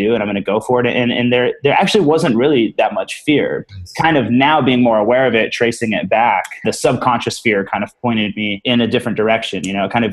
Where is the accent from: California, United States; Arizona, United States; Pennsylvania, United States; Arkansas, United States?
California, United States; Santa Rosa; moved away as an adult; also born or lived in San Diego; I was born and raised in Santa Rosa